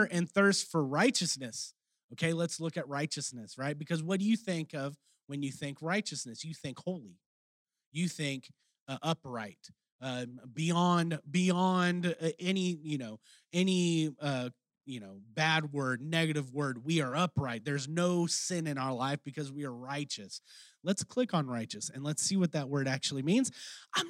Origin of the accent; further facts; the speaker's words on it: Texas, United States; accent: Texan; my Texan accent